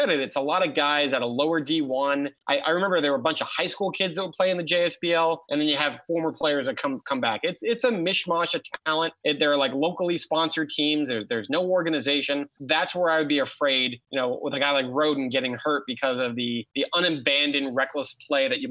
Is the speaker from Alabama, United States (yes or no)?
no; Marlboro, New Jersey, United States; I'm from the Shore Conference area in Marlboro, and we used to drive down to Belmar to watch these games